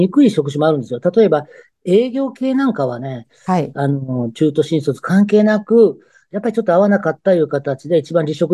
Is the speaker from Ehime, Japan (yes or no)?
no; Okayama, Japan; also born or lived in Kansai; まあ、育ちは育ちですけど、学校はね、関西の方行ってたんですけど、はい。で、こっち帰ってきて、もう、あの、勤めてる時は、あの、岡山にはいませんでした、ちょっとの間は。